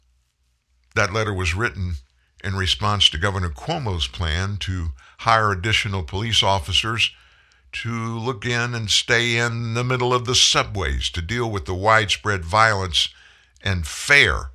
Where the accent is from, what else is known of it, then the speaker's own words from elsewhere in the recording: the South, United States; I'm from the South